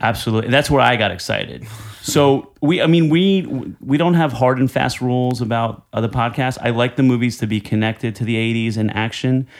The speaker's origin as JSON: {"language": "English", "region": "New Jersey", "country": "United States", "tie": "born or raised there", "moved": "yes", "lives_now": "Manhattan, United States", "said": "I'm Italian from Jersey"}